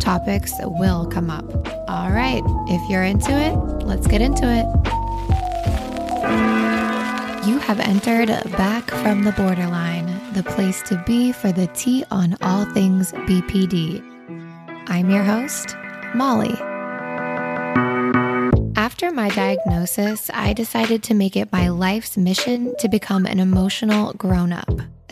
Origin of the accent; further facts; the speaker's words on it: Wyoming, United States; I grew up in Wyoming